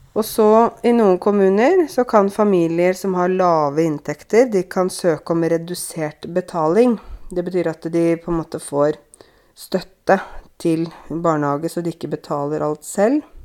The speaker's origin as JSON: {"language": "Norwegian", "region": "Innlandet", "country": "Norway", "said": "jeg kommer fra Innlandet"}